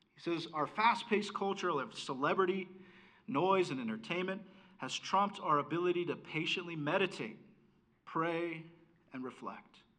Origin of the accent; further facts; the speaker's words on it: United States; I was able to be an American in this country.